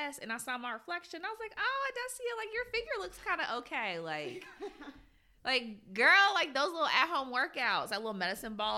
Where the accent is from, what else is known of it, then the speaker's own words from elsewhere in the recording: United States; I grew up in America